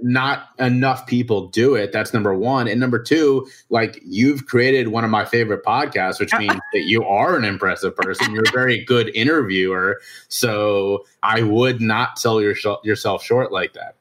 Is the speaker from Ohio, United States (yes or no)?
yes; Cincinnati, Ohio, United States; moved away as an adult; now in South Carolina, United States; I was born and raised in Cincinnati, Ohio.